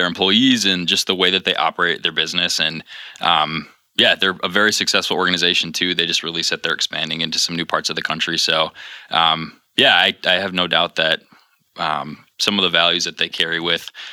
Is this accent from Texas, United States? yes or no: no; Grayling, Michigan, United States; now in Grand Rapids, United States; I'm originally from a really small town called Grayling, which most people only know because they've driven through it on their way to the Upper Peninsula